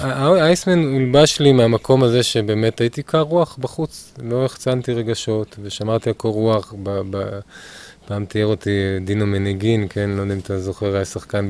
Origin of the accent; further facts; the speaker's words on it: Ramat Efal, Tel Aviv District, Israel; גדלתי ברמת אפעל